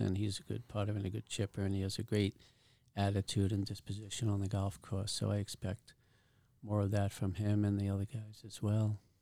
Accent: New York City, New York, United States; moved away; I'm from Staten Island. We practiced at a public golf course

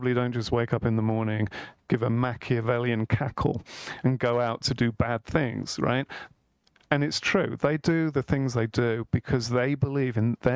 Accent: Birmingham, West Midlands, United Kingdom; I was born in Birmingham, England

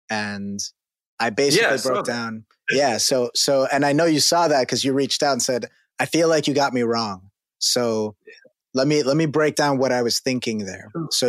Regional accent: New York, United States; as a New Yorker, and you know, you also live nearby, you know, Queens, Brooklyn, the Bronx, those are different.

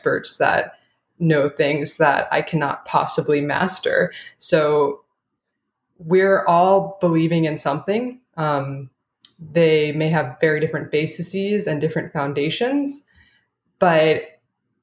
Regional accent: Orange County, California, United States; I did grow up in Orange County

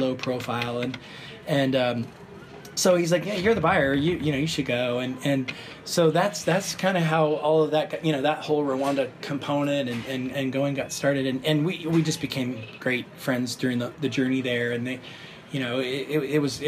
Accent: Portland, Oregon, United States; moved away; I grew up in the Oregon area and Portland

